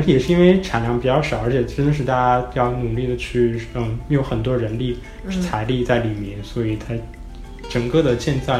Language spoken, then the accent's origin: Chinese; China; moved away as an adult; now in Los Angeles, United States; 因为我是中国人，